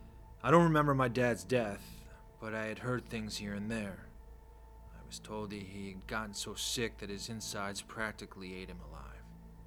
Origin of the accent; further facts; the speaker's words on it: Seattle, Washington, United States; I'm from Seattle, Washington. I regret leaving that city every fucking day of my life.